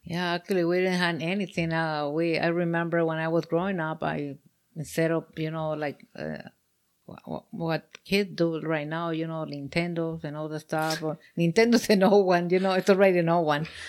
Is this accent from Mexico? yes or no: yes; Mexico; moved away; I'm from Mexico